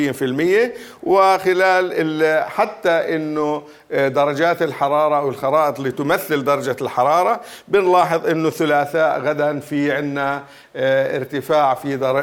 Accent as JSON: {"language": "Arabic", "country": "Jordan", "said": "عندنا في الاردن"}